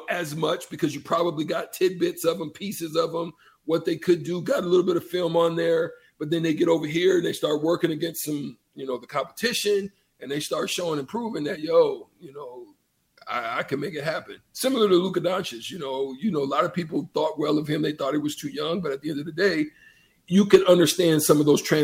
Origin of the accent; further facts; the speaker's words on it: Opelika, Alabama, United States; moved away; also born or lived in Nebraska; I'm literally right from Opelika, like Auburn.